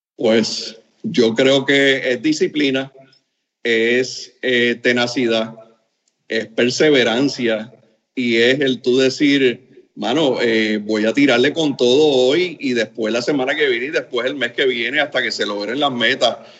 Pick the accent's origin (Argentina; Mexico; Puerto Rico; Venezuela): Puerto Rico; also born or lived in Camagüey, Cuba; yo me siento cubarriqueño, eh, porque la verdad que desde los tres años estoy en Puerto Rico